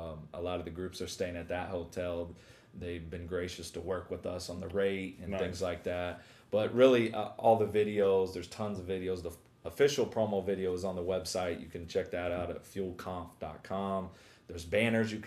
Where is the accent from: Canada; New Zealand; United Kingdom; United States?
United States; Sayreville, New Jersey; I'm from Sayreville, New Jersey, from Faith Fellowship Ministries